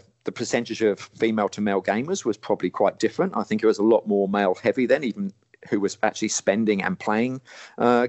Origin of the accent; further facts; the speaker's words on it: Portsmouth, South East England, United Kingdom; moved away; I came from Portsmouth back in the day, so I grew up going to coin arcades down by the beach